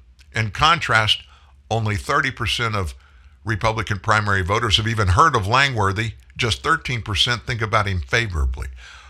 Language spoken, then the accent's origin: English; New York City, New York, United States; I'm from the Bronx.